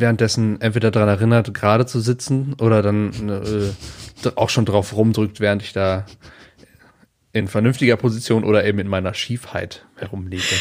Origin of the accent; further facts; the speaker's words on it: near Aachen, North Rhine-Westphalia, Germany; ich komme ja, ähm, ich bin ja in der Nähe von Aachen zur Schule gegangen